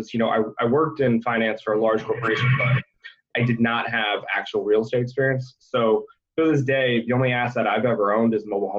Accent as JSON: {"language": "English", "region": "Ohio", "country": "United States", "also_born_or_lived": "Cincinnati, Ohio", "lives_now": "Cleveland, United States", "said": "I'm from Ohio"}